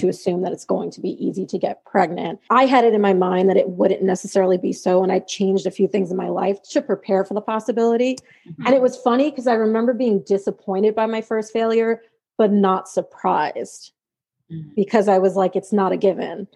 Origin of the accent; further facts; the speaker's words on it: New York, United States; I am from New York